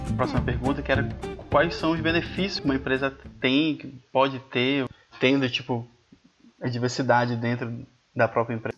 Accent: Belém, Pará, Brazil; now in Curitiba, Brazil; Eu sou de Belém

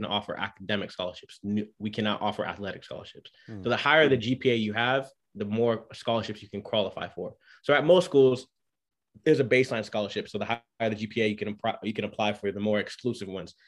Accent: Orange County, California, United States; moved away as an adult; also born or lived in Boston, Massachusetts; now in Greenville, United States; I'm originally from Orange County, California. Grew up there my whole life.

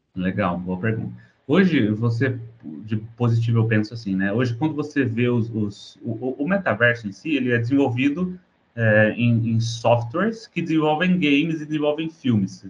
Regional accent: São José dos Campos, São Paulo, Brazil; moved away as an adult; also born or lived in Porto, Portugal; eu sou do Brasil, sou brasileiro, sou de, do interior de São Paulo, de São José dos Campos

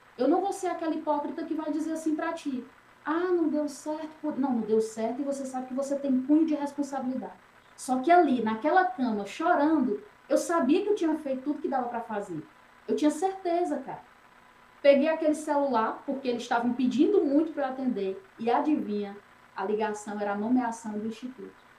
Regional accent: Hugo Napoleão, Piauí, Brazil; de onde eu vim, no Piauí, eu venho de uma cidade que o nome é Hugo Napoleão.

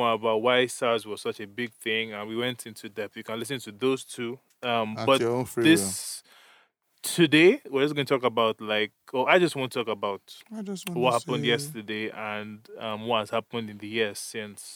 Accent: Nigeria; moved away; we grew up in Nigeria, so I was socialized in a certain way

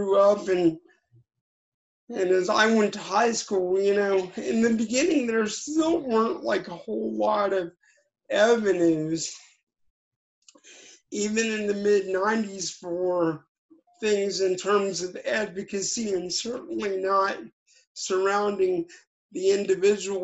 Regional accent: Cincinnati, Ohio, United States; I grew up in a little town in Cincinnati called Northside

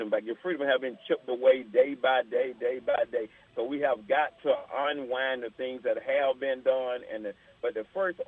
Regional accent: Atlanta, Georgia, United States; also born or lived in Queens, New York; I was born in New York, Jamaica, Queens, New York. I was raised in the Atlanta, Georgia area

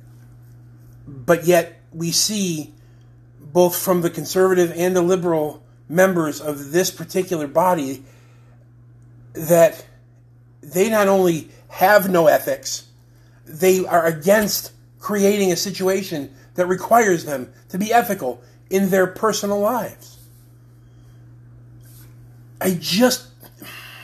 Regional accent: United States; I'm an American

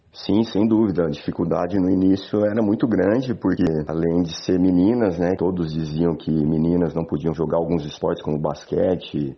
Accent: Jaboticabal, São Paulo, Brazil; eu sou de Jaboticabal, São Paulo

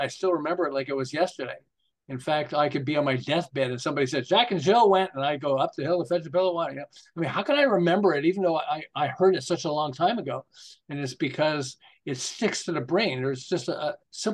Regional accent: Montreal, Quebec, Canada; moved away as an adult; also born or lived in Los Angeles; now in Southern California, United States; I'm originally from Montreal

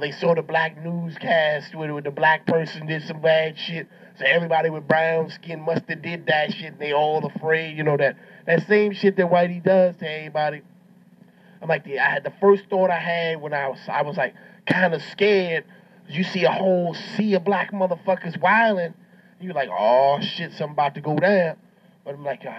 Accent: New York, United States; I'm from New York

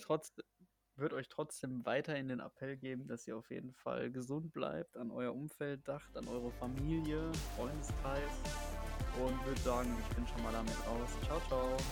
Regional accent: Germany; selbst als Deutscher

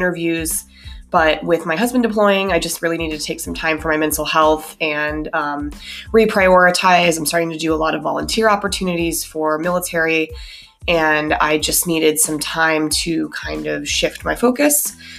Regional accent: Colorado, United States; also born or lived in Minnesota, United States; So actually, I was born in Minnesota, moved to Colorado when I was 10

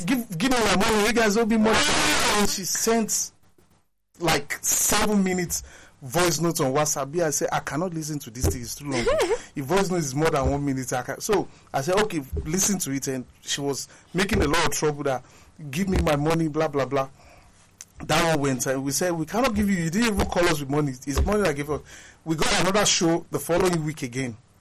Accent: Nigeria; we are all Nigerian

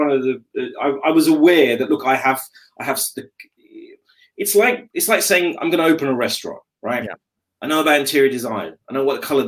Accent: London, United Kingdom; I'm born in London. I'm very proudly British. I'm a Londoner.

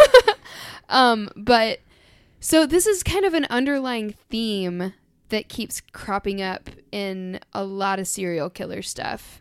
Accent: United States; I grew up in the American public school system

